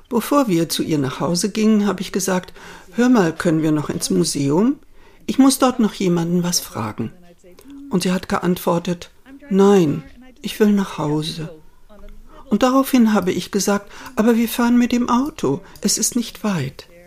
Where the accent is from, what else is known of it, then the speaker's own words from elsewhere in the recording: Spain; born there; Denn ich bin in Spanien geboren und meine Mutter kennt sich aus mit spanischer und italienischer Kunst.